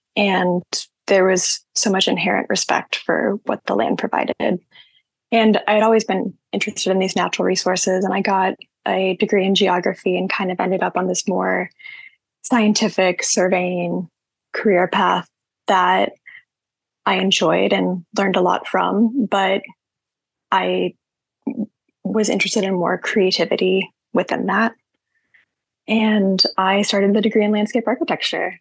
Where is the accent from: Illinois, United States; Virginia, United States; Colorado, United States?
Illinois, United States; Southern; now in Knoxville, United States; I am from Southern Illinois. I grew up in a really rural community where my family has a farm